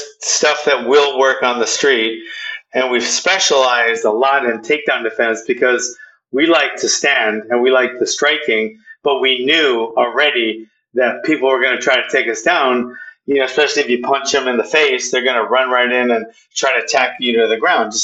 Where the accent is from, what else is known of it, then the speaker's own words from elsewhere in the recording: Hawaii, United States; I'm from Hawaii